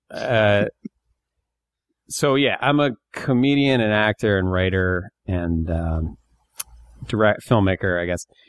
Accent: Bear Creek, Pennsylvania, United States; I was born in Northeast Pennsylvania, a town

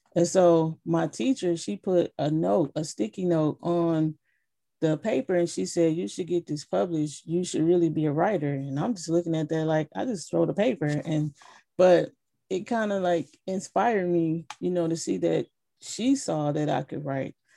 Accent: Flint, Michigan, United States; growing up in Flint

